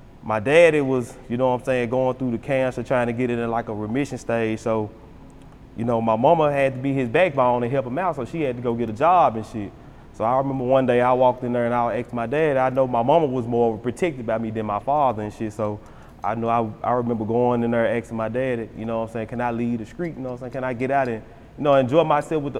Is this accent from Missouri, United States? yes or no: no; Memphis, Tennessee, United States; growing up in South Memphis, that shit was rough.